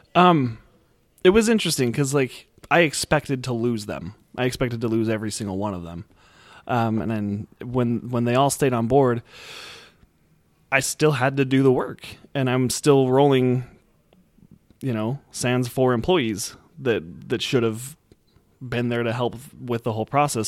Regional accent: Utah, United States; I'm from Utah

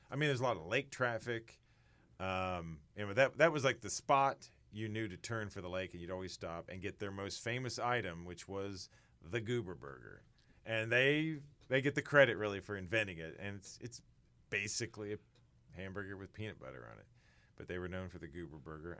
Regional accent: Sedalia, Missouri, United States; born or raised there

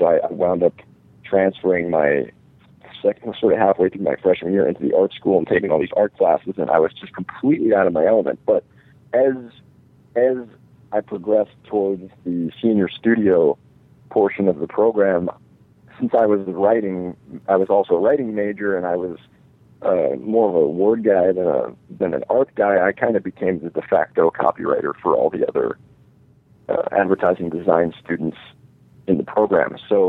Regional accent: East Coast, United States; I met a lot of people that I never would have been exposed to if I had stayed in New York. I grew up on the East Coast.

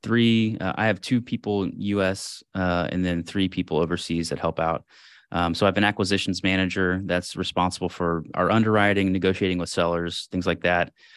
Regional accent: Houston, Texas, United States; moved away as an adult; I was born in Houston, grew up there, family there.

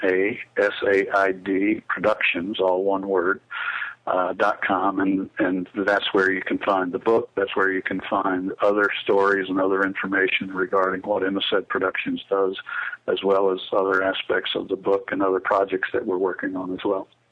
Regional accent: Statesboro, Georgia, United States; around Savannah and Statesboro where we grew up in South Georgia

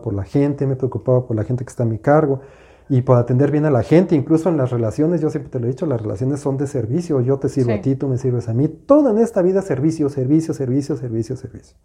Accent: Mexico City, Mexico; yo soy de la Ciudad de México

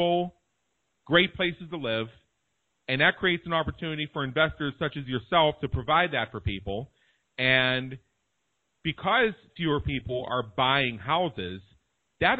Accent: Pittsburgh, Pennsylvania, United States; moved away as an adult; now in Las Vegas, United States; I'm from Pittsburgh, Pennsylvania. I lived there for the first

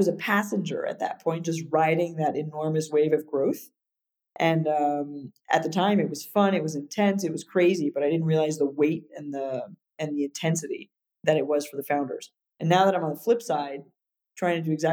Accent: United States; moved away; also born or lived in Paris, France; I was living in Europe as an American

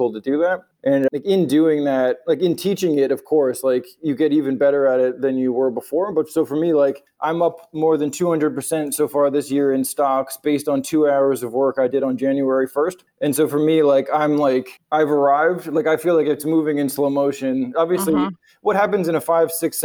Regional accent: United States; moved away as an adult; also born or lived in New York

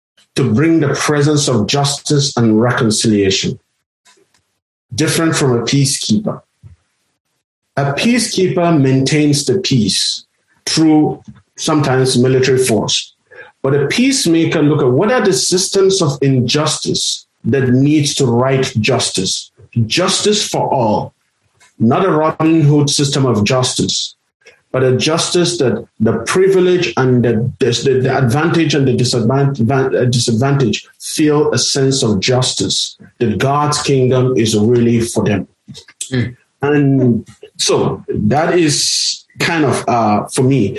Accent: Nigeria; also born or lived in South Africa; now in United States; growing up in Nigeria as a minority from a minority community in a region that is predominantly Muslim

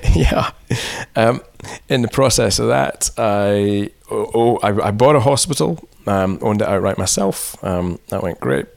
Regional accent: Scotland, United Kingdom; moved away as an adult; also born or lived in England; I'm Scottish

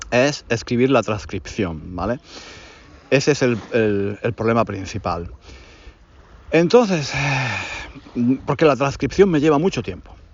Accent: Granada, Andalusia, Spain; moved away; Es un curso en Granada, en mi ciudad natal. Ya sabéis que yo estoy enamorado de mi ciudad natal. No vivo allí desde hace muchos años

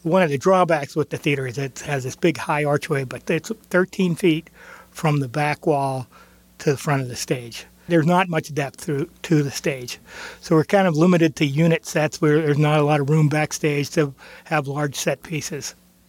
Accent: Center Township, Pennsylvania, United States; now in Beaver, United States; I grew up in Center Township, and I graduated from Center, and I now live in Beaver.

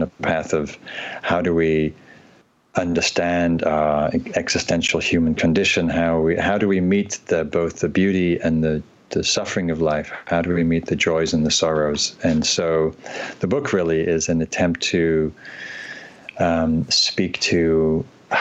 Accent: Northumberland, North East England, United Kingdom; moved away as an adult; also born or lived in London / Asia; now in North America; So I am from England originally. I grew up in Northern England in Northumberland.

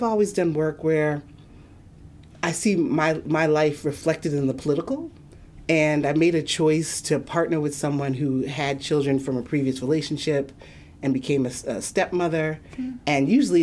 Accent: the North, United States; moved away as an adult; also born or lived in Nashville, Tennessee; I'm from the North and went down South.

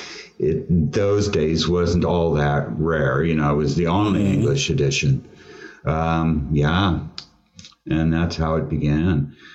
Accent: California, United States; also born or lived in Tulsa, Oklahoma; I've lived in California my whole

